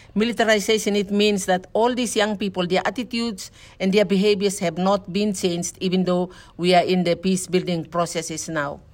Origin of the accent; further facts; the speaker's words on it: Bougainville, Papua New Guinea; our people in Bougainville